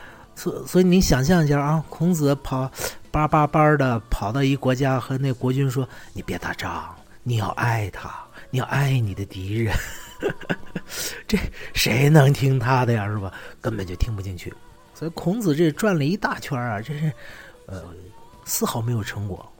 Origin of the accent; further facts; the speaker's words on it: China; 我们中国人是太过于依赖老师了